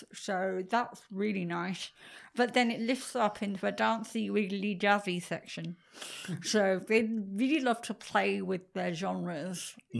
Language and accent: English; England, United Kingdom; moved away; I'm English.